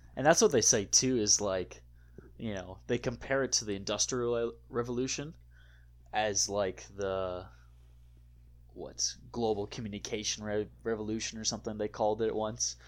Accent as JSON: {"language": "English", "region": "Wisconsin", "country": "United States", "tie": "born or raised there", "said": "growing up in Wisconsin, a shanty was always referred to as a little shack"}